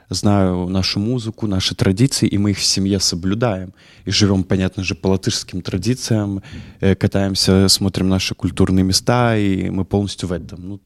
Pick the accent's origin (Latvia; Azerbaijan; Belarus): Latvia; и как мы, мы из Латвии